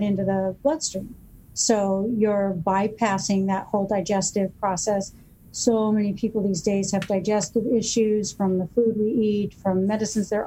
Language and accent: English; Newport Beach, California, United States; I grew up here in Newport, and my dad was a family physician